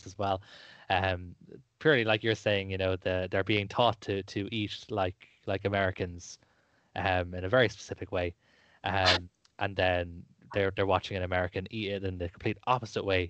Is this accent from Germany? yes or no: no; Ireland; as you can tell by my lyrical accent, I am from Ireland